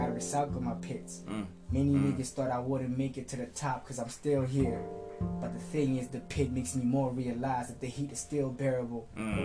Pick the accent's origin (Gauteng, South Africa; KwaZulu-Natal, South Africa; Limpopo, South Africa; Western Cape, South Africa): Gauteng, South Africa; West Rand; also born or lived in Durban; I'm a West Rand kid because I was raised here since I was young, from pretty much the age of zero until now